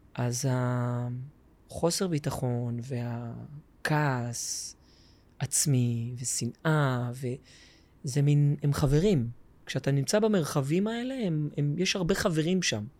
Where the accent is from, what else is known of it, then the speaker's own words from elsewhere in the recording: Tel Aviv, Tel Aviv District, Israel; also born or lived in Jerusalem; גדלתי בתל אביב